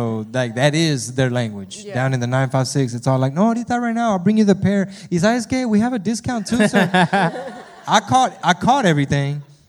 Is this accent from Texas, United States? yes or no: yes; Houston, Texas, United States; we're from Houston.